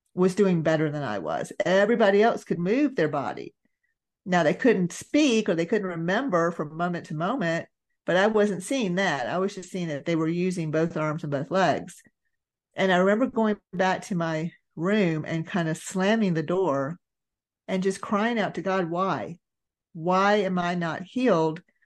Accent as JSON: {"language": "English", "region": "Georgia", "country": "United States", "tie": "born or raised there", "said": "I was raised in Georgia, raised in, you know, that Bible Belt area"}